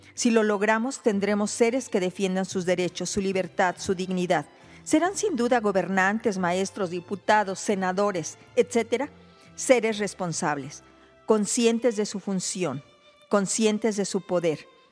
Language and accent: Spanish; Mexico